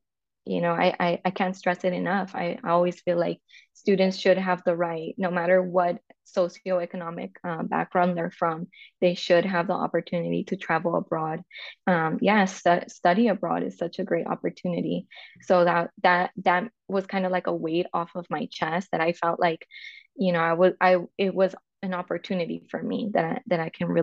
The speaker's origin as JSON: {"language": "English", "town": "Los Angeles", "region": "California", "country": "United States", "tie": "born or raised there", "moved": "as an adult", "lives_now": "Amsterdam, Netherlands", "said": "So I am from California. I was born and raised in LA. I'm a Chicana"}